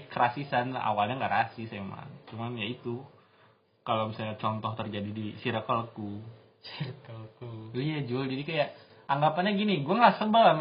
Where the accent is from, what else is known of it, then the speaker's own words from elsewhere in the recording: Bogor, West Java, Indonesia; sobat Bandungku kalian welcome ke aku walaupun aku orang Bogor